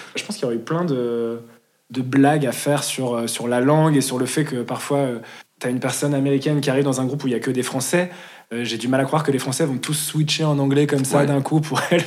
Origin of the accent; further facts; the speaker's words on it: Lyon, Auvergne-Rhône-Alpes, France; now in Paris, France; Je viens de Lyon